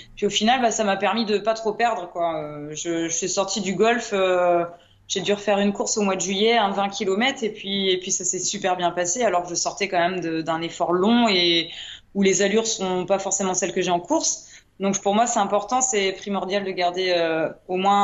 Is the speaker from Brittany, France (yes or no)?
yes; Brittany, France; Chez nous en Bretagne